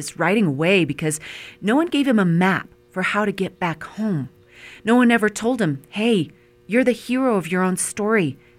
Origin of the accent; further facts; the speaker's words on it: North Park, Colorado, United States; Growing up in North Park, Colorado, we never learned about the indigenous people who hunted our mountains or the silver miners who settled there.